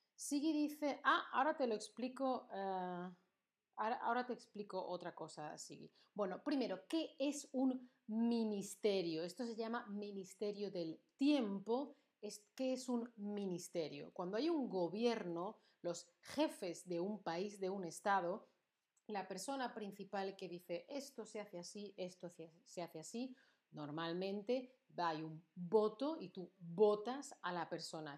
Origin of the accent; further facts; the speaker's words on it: Andalusia, Spain; accent: Andalusian; mi acento andaluz